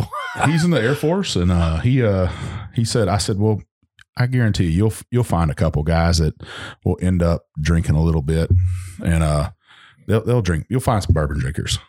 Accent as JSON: {"language": "English", "region": "Texas Hill Country", "country": "United States", "moved": "yes", "said": "I'm from Hill, Hill Country, and that's, Lukenbach, Texas"}